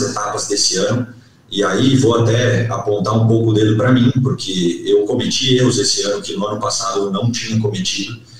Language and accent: Portuguese; Pato Branco, Paraná, Brazil; also born or lived in Francisco Beltrão / Dois Vizinhos; eu nunca morei em Francisco Beltrão, mas me criei em Pato Branco